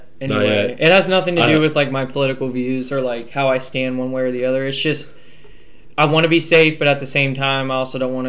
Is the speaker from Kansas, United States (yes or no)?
no; Largo, Florida, United States; I'm from Florida, Largo, so I got roots in Tampa.